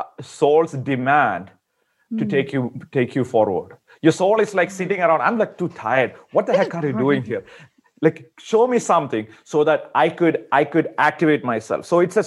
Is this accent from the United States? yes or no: no; India; I'm from India originally.